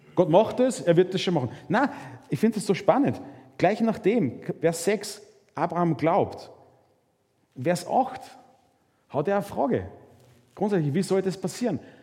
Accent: Mühlviertel, Upper Austria, Austria; Ich komme aus dem Müllviertel

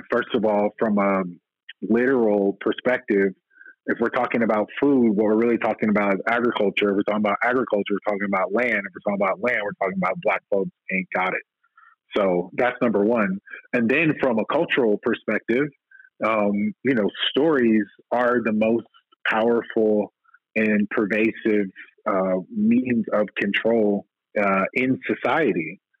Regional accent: the South, United States; as a Black person growing up in the South

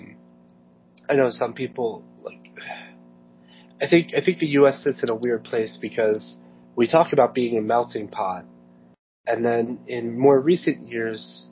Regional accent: United States; first language English; we knew we were German and English, and we, you know, those are the kind of foods we ate, because Northern Maryland, Southern Central Pennsylvania

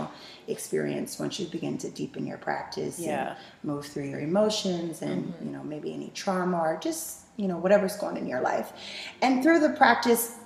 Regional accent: Baton Rouge, Louisiana, United States; also born or lived in Austin, Texas / Dallas, Texas; now in Seattle, United States; I'm originally from Baton Rouge, Louisiana

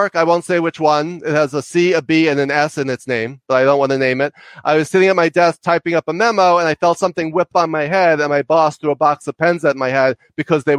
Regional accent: New York, United States; also born or lived in Connecticut; I talk really fast because I'm from New York and I talk loud and fast

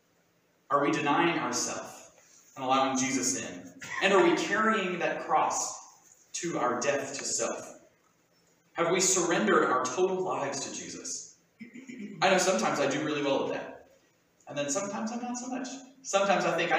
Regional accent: Southern Appalachia, United States; accent: Southern Appalachian; first language English; I have an identity as a Southern Appalachian, and yes, that does extend beyond my funny talking accent

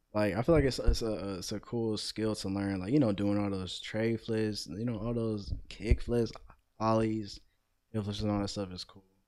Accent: Cleveland, Ohio, United States; I'm 18 years old, born and raised in Cleveland, Ohio

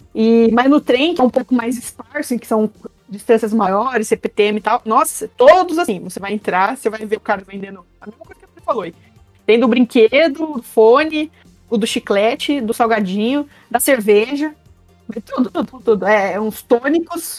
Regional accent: interior of São Paulo, Brazil; now in São Paulo, Brazil; eu vim do interior de São Paulo, aí eu vim mudar pra São Paulo

